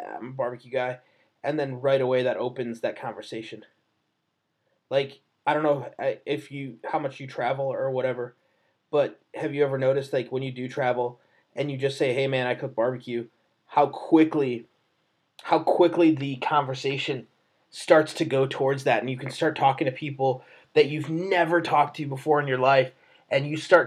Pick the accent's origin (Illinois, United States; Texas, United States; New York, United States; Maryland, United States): Illinois, United States; Chicago; I'm from Chicago. Like, I'm born and raised here.